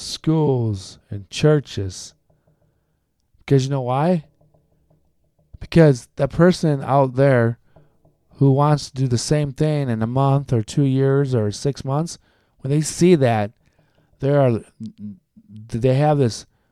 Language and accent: English; United States; Like, I don't have to be only listening to Latino music or Latin American music because I'm Colombian American. I don't have to listen to country music because I grew up with a bunch of country folks.